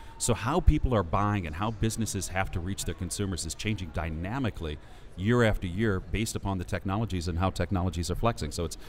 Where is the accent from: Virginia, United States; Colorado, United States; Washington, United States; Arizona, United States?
Washington, United States; Seattle; I'm from Seattle, Washington.